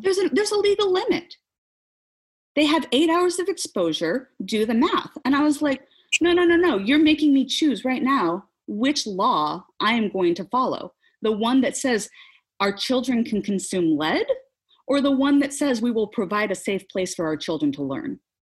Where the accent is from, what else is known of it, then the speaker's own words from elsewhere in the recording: Nebraska, United States; also born or lived in Seattle; now in Oklahoma, United States; I grew up in the Midwest, grew up in Nebraska, not too far north of, of Oklahoma here